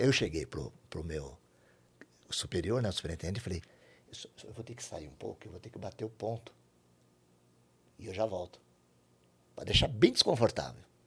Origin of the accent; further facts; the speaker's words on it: São Paulo, Brazil; Eu sou de São Paulo, capital